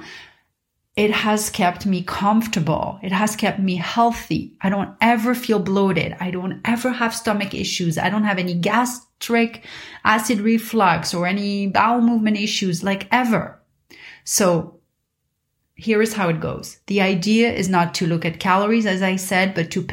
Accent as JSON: {"language": "English", "town": "Paris", "region": "Île-de-France", "country": "France", "tie": "born or raised there", "moved": "yes", "said": "when I was a kid growing up in Paris"}